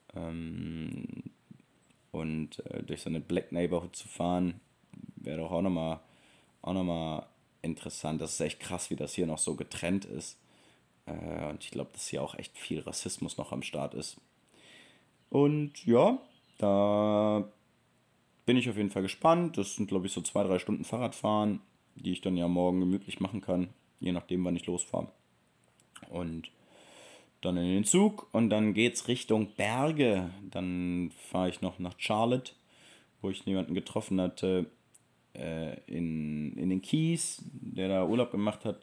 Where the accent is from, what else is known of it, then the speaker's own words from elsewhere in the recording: Germany; accent: German; nicht nur die Amerikaner erkennen meinen deutschen Akzent